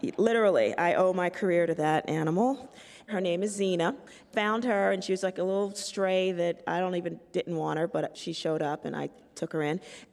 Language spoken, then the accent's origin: English; New York City, New York, United States; I'm from the South Bronx, and it's a poor community of color